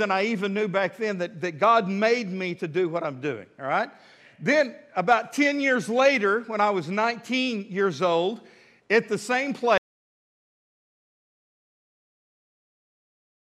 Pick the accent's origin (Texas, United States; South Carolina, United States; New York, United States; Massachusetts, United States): Texas, United States; Midland; moved away as an adult; now in Fort Smith, United States; I was born and raised in West Texas, love West Texas.